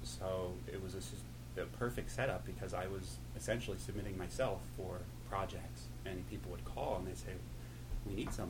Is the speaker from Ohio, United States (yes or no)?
yes; Cincinnati, Ohio, United States; moved away as an adult; also born or lived in New York; I'm from Ohio.